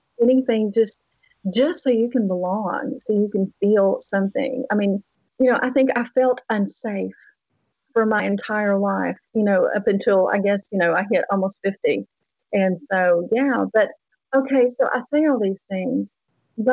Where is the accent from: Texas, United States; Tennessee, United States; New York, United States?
Tennessee, United States; accent: Southern; moved away; I came from Tennessee. And obviously they're very Southern still. You can kind of hear some of the accent still left in my voice. I grew up on a farm, actually